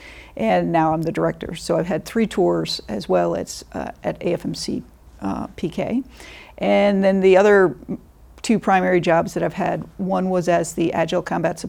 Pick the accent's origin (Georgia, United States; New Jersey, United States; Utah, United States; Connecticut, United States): Connecticut, United States; moved away as an adult; also born or lived in Vermont; Sure. I am from Connecticut originally, and my dad was an Air Force Reserve officer.